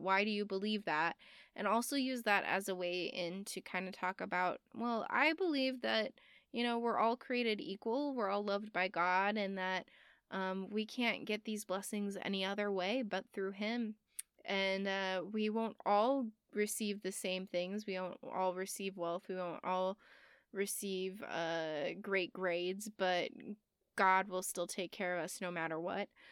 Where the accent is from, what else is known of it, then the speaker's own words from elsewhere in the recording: United States; I'm American